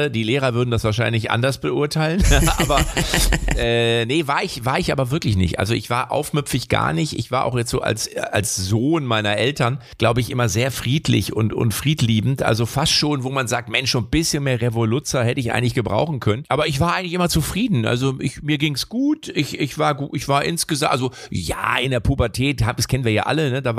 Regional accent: Lippstadt, North Rhine-Westphalia, Germany; Also ich bin, ja, ich komme ja aus Lippstadt.

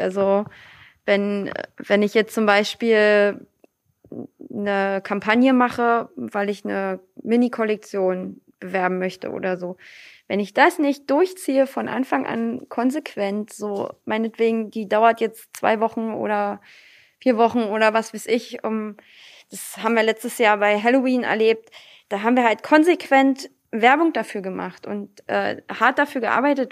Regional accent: Lübbenau, Brandenburg, Germany; Aber hier ist nun mal meine Heimat. Hier sitzt die Tradition. Hier sitzt die Tracht.

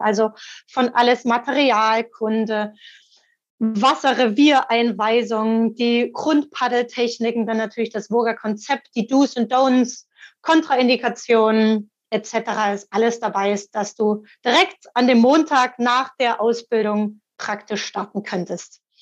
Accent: Dresden, Saxony, Germany; moved away; also born or lived in Italy; dann bin ich nach über 20 Jahren in meine Heimatstadt Dresden zurückgezogen

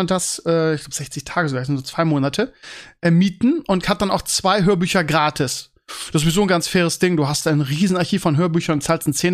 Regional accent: Bremen, Germany; oh ja, das weiß ich als Bremer und als Mavs-Fan.

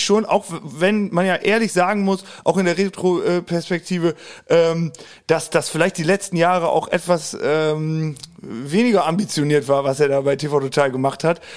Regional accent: Hagen am Teutoburger Wald, Lower Saxony, Germany; Osnabrück komme ich her, genauer aus einem kleinen Dörfchen im Südkreis von Osnabrück. Osnabrück. Mhm. Der Ort heißt Hagen am Teutoburger Wald. Äh, da bin ich auch immer noch zu Hause.

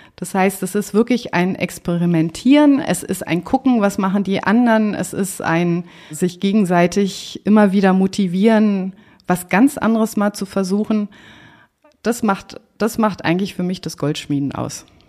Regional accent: Berlin, Germany; also born or lived in Lisbon, Portugal; bin ich aber aufgewachsen in Marienfelde, hier im Süden von Berlin

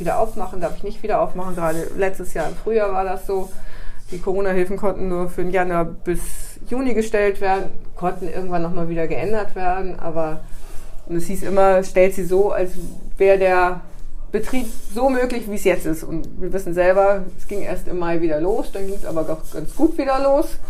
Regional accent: Karlsruhe, Baden-Württemberg, Germany; now in Bremen, Germany; mein Geburtsort ist Karlsruhe. Ich bin tatsächlich gebürtig ein Südlicht bin aber schon seit über 40 Jahren hier im Norden

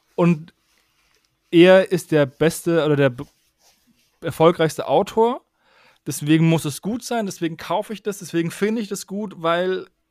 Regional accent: Würzburg, Bavaria, Germany; Ich komme aus Würzburg

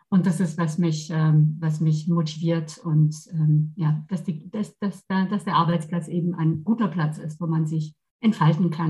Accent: Versailles, Île-de-France, France; German is a second language; now in Germany; Also ich komme aus Versailles, ja, also für diejenigen, die es nicht oh. kennen, eben direkt neben Paris.

